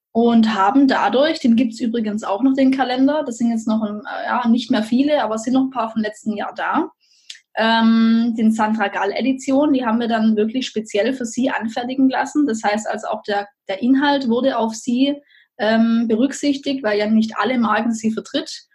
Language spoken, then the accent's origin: German; Lampoldshausen, Baden-Württemberg, Germany; Lampolshausen. Das ist praktisch das äh, schöne Dorf, idyllische Dorf, wo ich herkomme